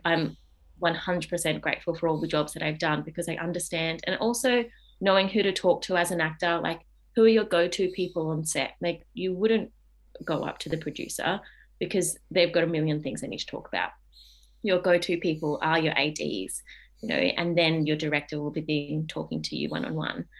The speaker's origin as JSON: {"language": "English", "town": "Adelaide", "region": "South Australia", "country": "Australia", "tie": "born or raised there", "moved": "as an adult", "lives_now": "Melbourne, Australia", "said": "I grew up in Adelaide."}